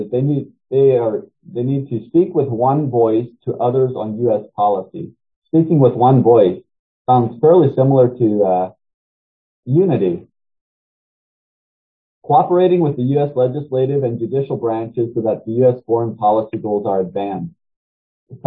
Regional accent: United States; I'm an American and I'm part of the United States of America

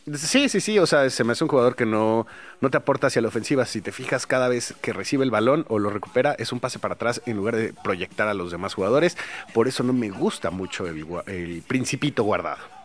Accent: Chilango, Mexico City, Mexico; todos los que somos chilangos

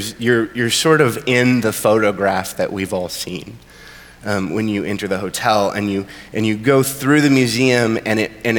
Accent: American Southwest, United States; now in Nashville, United States; I am not from the American South. I am from the American Southwest. But I have lived in Nashville for a long time.

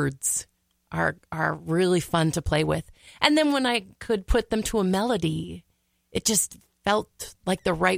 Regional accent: Brooklyn Center, Minnesota, United States; I am from Brooklyn Center.

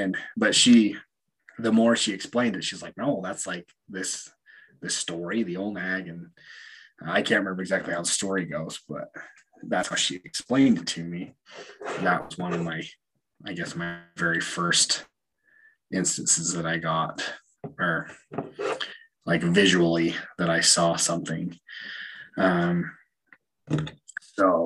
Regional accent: Utah, United States; I grew up in Utah. I grew up in a fairly religious town

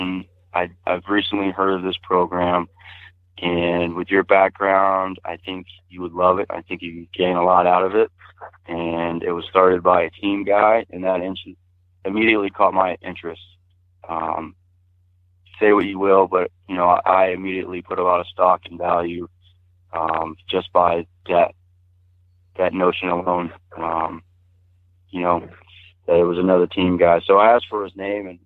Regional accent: Texas, United States; now in Montana, United States; I grew up in a little town about an hour northeast of Beaumont

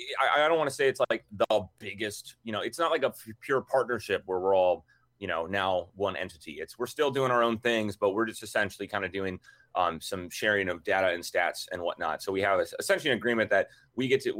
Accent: Minnesota, United States; We grew up, even though we're from Minnesota, and our dad played hockey

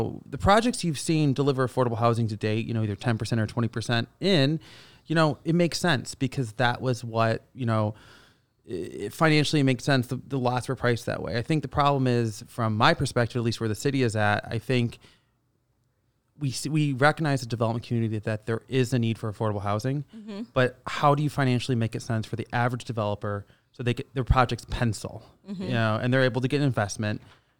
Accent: Canada; moved away as an adult; now in United States; we came down here from Canada and, you know, we've done, you know, we call it 7-8 years ago, we came down to the States.

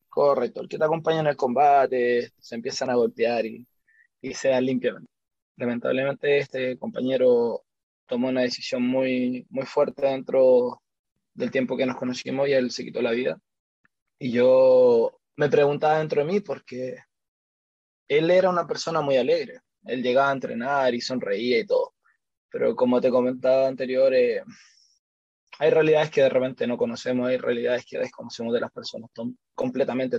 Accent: Santiago, Santiago Metropolitan Region, Chile; vivo acá en Chile, soy de Santiago de Chile.

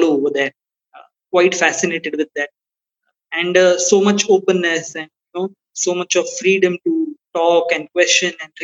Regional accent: India; being an Indian

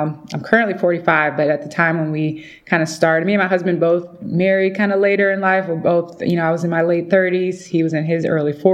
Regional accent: Midwest, United States; moved away as an adult; now in Atlanta, United States; I'm originally from the Midwest

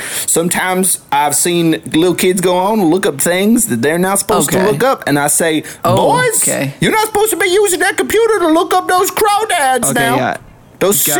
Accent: the South, United States; accent: southern; Sometimes my southern accent gets a little too in the way.

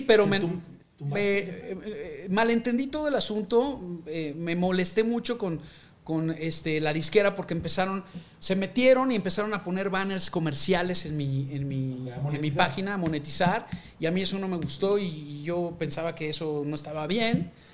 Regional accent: Mexico; somos los mexicanos

